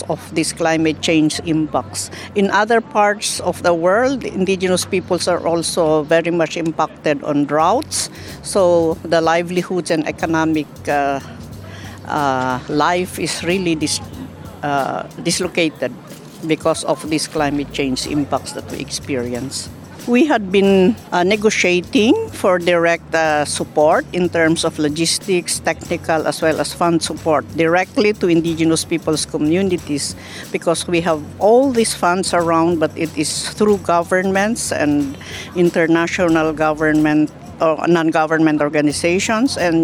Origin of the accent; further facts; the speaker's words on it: Philippines; I'm from the Philippines. I belong to the Igorot Kankanaoy ethnic group